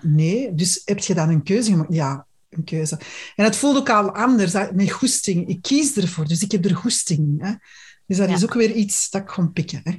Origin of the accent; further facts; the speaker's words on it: Antwerp, Flanders, Belgium; bij ons in Antwerpen